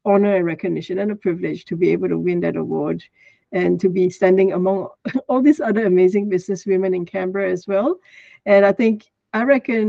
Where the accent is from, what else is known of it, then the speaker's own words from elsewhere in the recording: Kuala Lumpur, Malaysia; moved away as an adult; now in Australia; I'm originally from Malaysia. So I grew up in Malaysia, in Kuala Lumpur